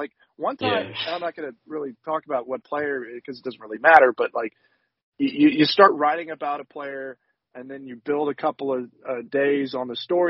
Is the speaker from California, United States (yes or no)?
no; Houston, Texas, United States; I grew up in Houston in 2011, 2012, 2013.